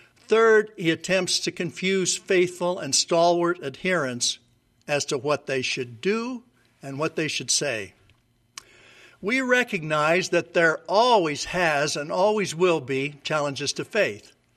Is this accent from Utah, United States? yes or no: yes; Logan, Utah, United States; moved away as an adult; I grew up in Logan, Utah